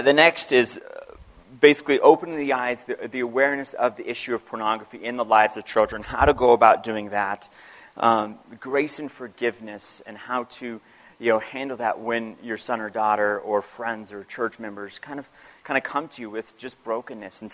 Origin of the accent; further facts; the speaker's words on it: United States; I am a Christian and I'm American